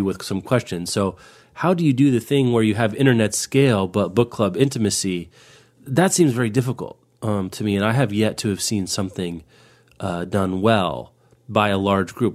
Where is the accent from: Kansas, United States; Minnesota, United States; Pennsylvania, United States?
Kansas, United States; I grew up in Kansas